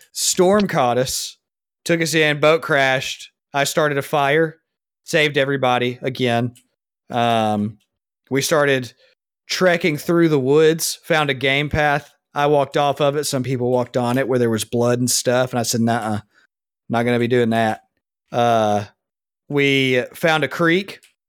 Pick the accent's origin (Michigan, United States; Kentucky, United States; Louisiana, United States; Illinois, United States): Louisiana, United States; accent: Louisiana; Except for my Louisiana accent.